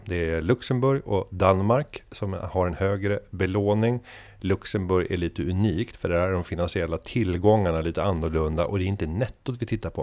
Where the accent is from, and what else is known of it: Sweden